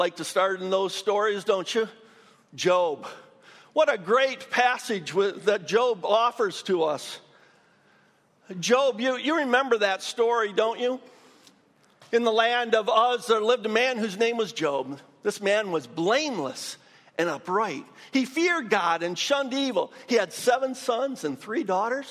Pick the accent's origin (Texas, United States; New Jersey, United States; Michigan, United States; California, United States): Michigan, United States; moved away as an adult; also born or lived in Dayton; went back to my home state of Michigan